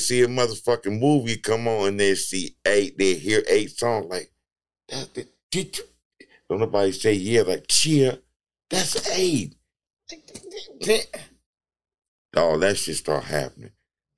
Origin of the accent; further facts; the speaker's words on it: Long Beach, California, United States; I'm from East Long Beach